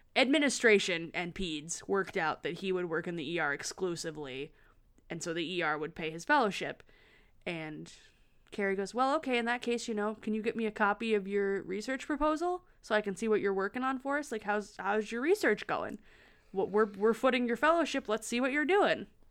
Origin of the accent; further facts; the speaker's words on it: Lansing, Michigan, United States; Lansing. Shout out, my hometown.